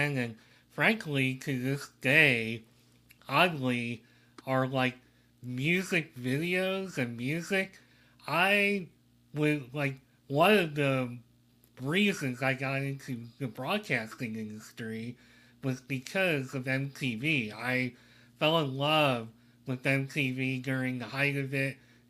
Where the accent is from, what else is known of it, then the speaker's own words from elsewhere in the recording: Reading, Pennsylvania, United States; I grew up in Reading, Pennsylvania during the 80s